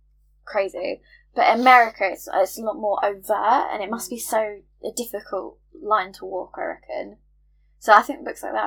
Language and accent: English; England, United Kingdom; having none as an English person.